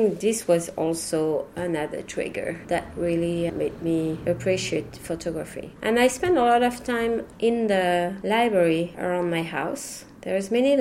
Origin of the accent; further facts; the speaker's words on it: Paris, Île-de-France, France; first language French; English is a second language; moved away as an adult; also born or lived in Pantin / Brittany / Boston / Taiwan; My parents used to speak Breton when I grew up in Paris